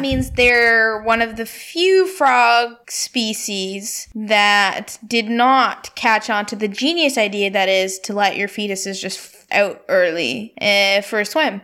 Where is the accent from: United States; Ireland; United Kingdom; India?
India; my hometown in India.